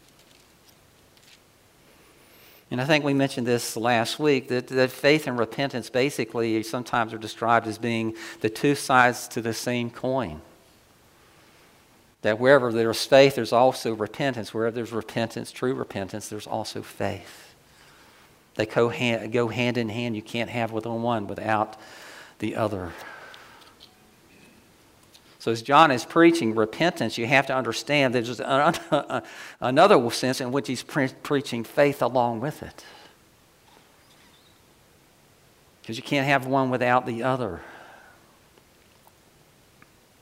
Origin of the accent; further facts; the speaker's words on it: Ocala, Florida, United States; I grew up in the South